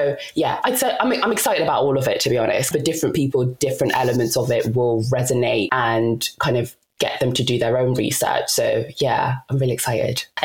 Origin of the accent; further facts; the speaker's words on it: DR Congo; I'm Congolese. I was born in the Democratic Republic of Congo, and … is not your typical Congolese or traditional Congolese name.